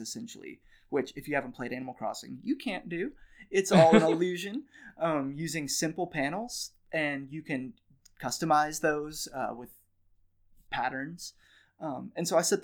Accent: Nashville, Tennessee, United States; I'm from Nashville

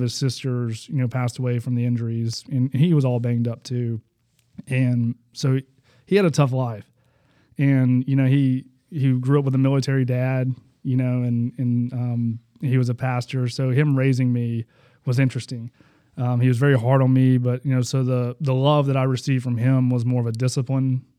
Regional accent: Huntsville, Alabama, United States; born in Huntsville, Alabama

